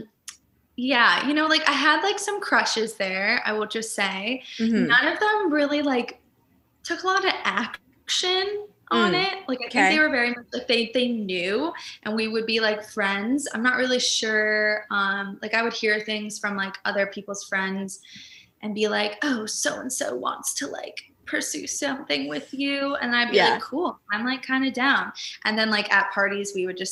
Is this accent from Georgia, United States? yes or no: no; Sacramento, California, United States; moved away as an adult; also born or lived in Orange, California / San Francisco; now in Los Angeles, United States; I'm from Sacramento